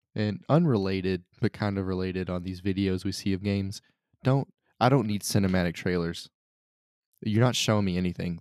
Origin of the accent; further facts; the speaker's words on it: United States; as an American